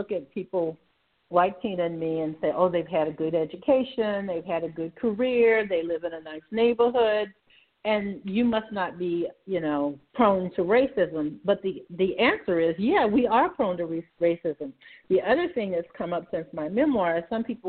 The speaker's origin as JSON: {"language": "English", "town": "Savannah", "region": "Georgia", "country": "United States", "tie": "born or raised there", "said": "I grew up in Savannah in the 1950s"}